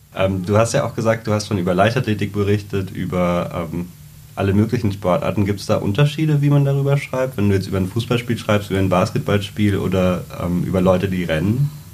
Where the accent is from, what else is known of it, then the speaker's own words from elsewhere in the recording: Trier, Rhineland-Palatinate, Germany; moved away; wo ich herkomme in Trier